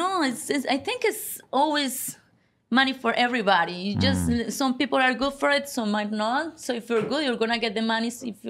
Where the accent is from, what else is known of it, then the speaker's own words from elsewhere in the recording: Colombia; moved away as an adult; now in United States; So I came from Colombia and I used to be a model in Colombia